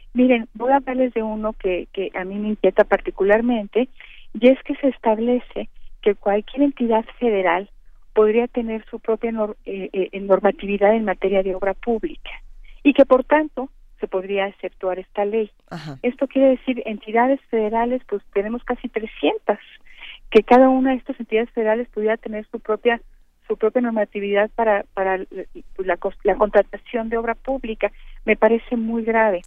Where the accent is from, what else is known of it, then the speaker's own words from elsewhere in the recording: Mexico; nosotros como mexicanos